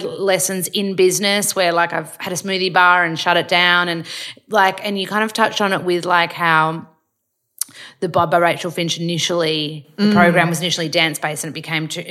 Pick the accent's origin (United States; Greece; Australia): Australia; Melbourne, Victoria; also born or lived in Gold Coast, Queensland; I'm a Melburnian, but I lived on the Goldie